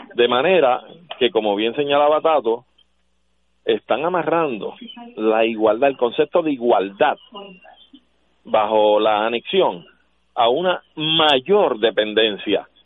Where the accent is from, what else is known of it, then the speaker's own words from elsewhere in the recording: Puerto Rico; somos un país extranjero en relación a los Estados Unidos, claro que sí, somos hispanos, latinoamericanos